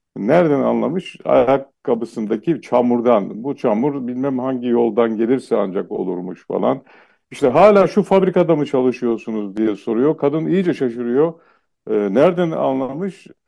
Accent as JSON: {"language": "Turkish", "region": "Eastern Black Sea", "country": "Turkey", "first_language": "Laz", "second_language": "Turkish", "said": "ben Doğu Karadenizliyim"}